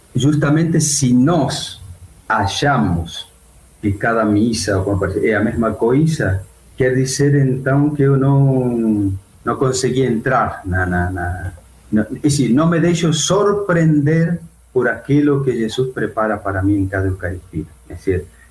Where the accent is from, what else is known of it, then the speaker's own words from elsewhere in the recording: Argentina; Portuguese is a second language; now in Brazil; eu não sou de Buenos Aires, sou do interior